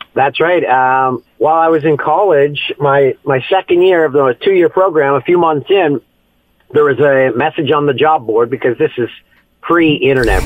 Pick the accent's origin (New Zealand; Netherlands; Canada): Canada; Peterborough, Ontario; moved away as an adult; also born or lived in Ottawa / Vancouver; my hometown of Peterborough, Ontario